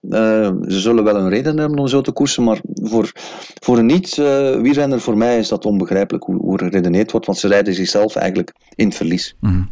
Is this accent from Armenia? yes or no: no; Belgium; als Belg